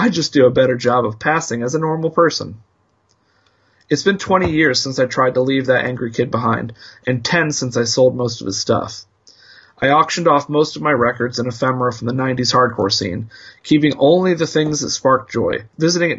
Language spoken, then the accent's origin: English; Indianapolis, Indiana, United States; Two grown-up hardcore punks, longtime journalists, and longtime friends born and bred in Indianapolis, Indiana.